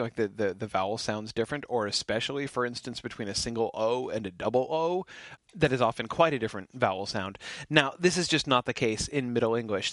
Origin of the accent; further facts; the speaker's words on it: United States; I'm an American